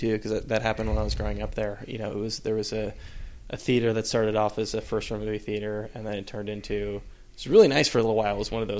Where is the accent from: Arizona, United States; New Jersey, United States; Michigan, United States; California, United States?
California, United States; Fremont; Yeah, I'm from Northern California. I'm from the East Bay.